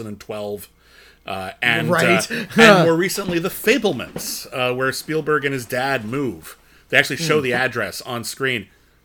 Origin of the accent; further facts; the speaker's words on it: Los Angeles, California, United States; We happened to grow up in one of the biggest cities in the world, one of the most sprawling cities in the world.